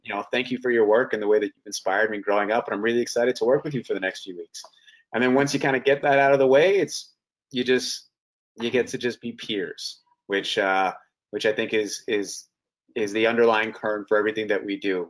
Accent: Canada; also born or lived in Toronto / Vancouver

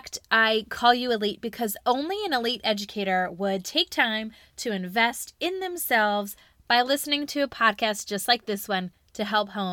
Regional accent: Charlotte, North Carolina, United States; my hometown, Charlotte, North Carolina

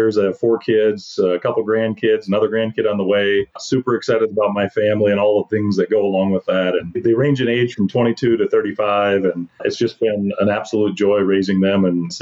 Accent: South Dakota, United States; we're both born and raised in South Dakota

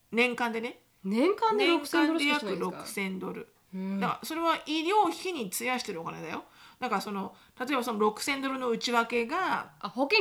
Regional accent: Tokyo, Japan; moved away as an adult; now in Houston, United States; 東京から来たって日本出身です、うんで日本のどこって言われてうん東京とかって言うと

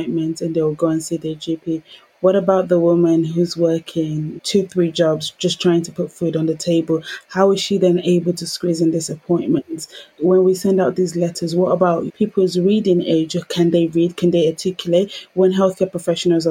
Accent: London, United Kingdom; Growing up in Peckham, Southeast London

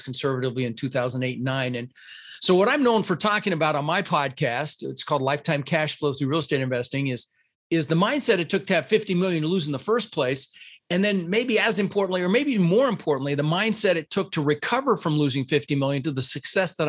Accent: Denver, Colorado, United States; first language Dutch; English is a second language; also born or lived in Netherlands; I was born in the Netherlands, Holland, wooden shoes, windmills, you know, and I came over with my brother, Albert, my mother's Vancha, and we ended up in Denver, Colorado.

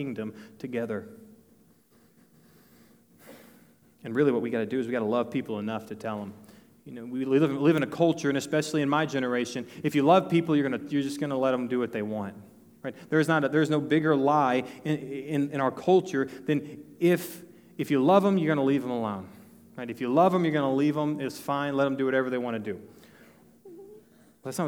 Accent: northeast of Dallas, Texas, United States; now in New Braunfels, United States; I'm from Texas. I'm from northeast of Dallas.

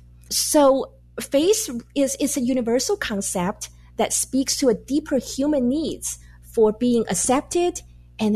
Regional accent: Taiwan; moved away as an adult; now in United States; I was born and raised in Taiwan, and I came to the U.S. to go to graduate school.

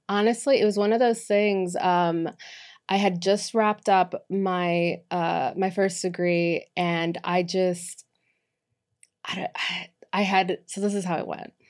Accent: Boston, Massachusetts, United States; moved away; also born or lived in Miami; born and raised in, uh, Boston, Massachusetts

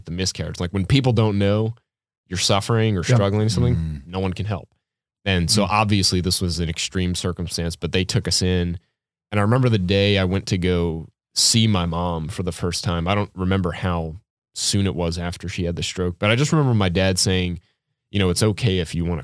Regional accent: New Orleans, Louisiana, United States; I was growing up in New Orleans, and I was like 7 or 8 years old

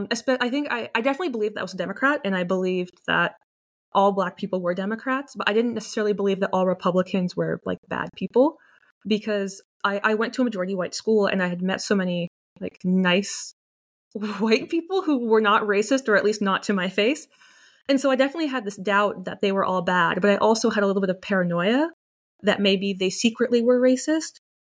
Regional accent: Dallas, Texas, United States; But yeah, I grew up in Texas. And although Texas is obviously a pretty conservative state, although it's becoming more liberal, more left now that people are moving there from California, when I was growing up, it was very conservative.

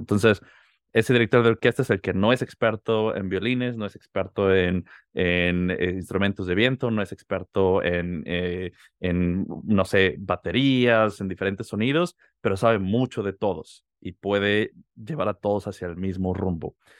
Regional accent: Mexico City, Mexico; moved away; Yo soy de la Ciudad de México. Nací y crecí allá, viví casi toda mi vida

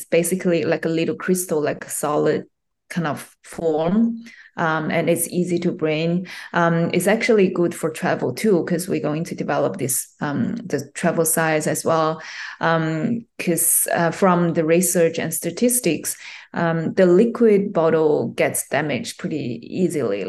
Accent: China; English is a second language; also born or lived in Japan / United States; now in Australia; Originally, I was born in China, and I had some, study in China

